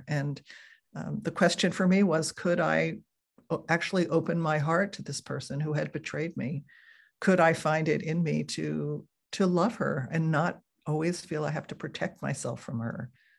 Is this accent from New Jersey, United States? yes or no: yes; New Jersey, United States; now in California, United States; I moved from New Jersey, where I had grown up, to California, where I still live.